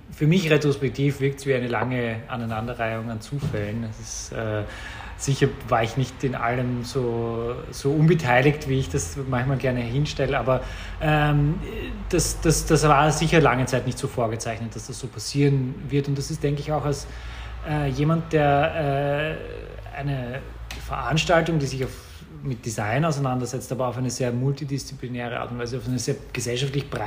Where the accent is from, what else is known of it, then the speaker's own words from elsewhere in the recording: Vienna, Austria; ich bin äh, in, in, in Wien geboren und aufgewachsen, ähm, bin, äh, hier die, die, die Schule besucht.